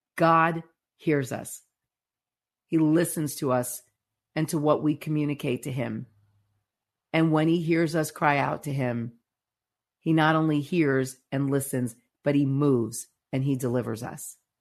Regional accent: United States

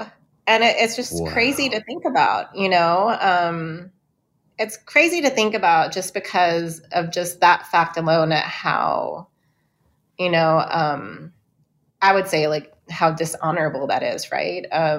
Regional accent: Pine Ridge Indian Reservation, South Dakota, United States; moved away; after being away for 20 years, you know, I grew up in Pine Ridge Indian Reservation and then I moved away.

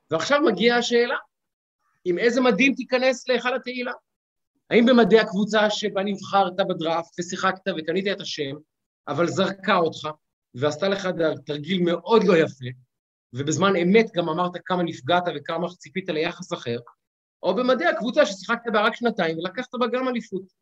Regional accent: Israel; אין לנו אה, כישראלים את המסורת

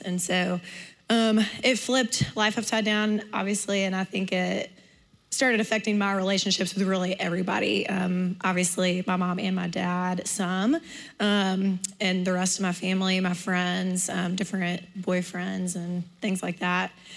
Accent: Homewood, Alabama, United States; I grew up in Homewood

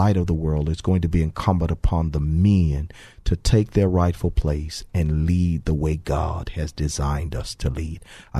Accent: Texas, United States; we talked about both of us growing up in Fifth Ward. But we lived in what we called at the time the Coke Apartments, but they were actually the Clemmie Manor Apartments across the street from Finnegan Park.

